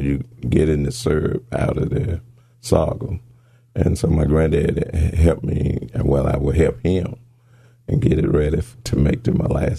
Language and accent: English; Hernando, Mississippi, United States; Yes, Hernando.